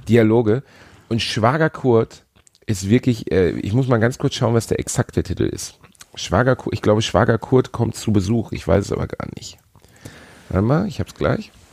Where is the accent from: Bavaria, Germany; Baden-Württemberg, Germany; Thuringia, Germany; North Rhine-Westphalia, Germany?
North Rhine-Westphalia, Germany; Gelsenkirchen; meiner Heimatstadt Gelsenkirchen